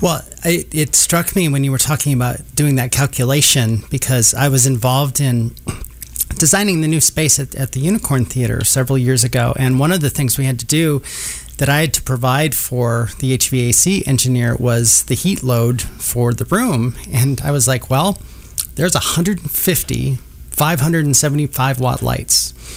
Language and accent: English; Minnesota, United States; now in Kansas City, United States; I grew up in Minnesota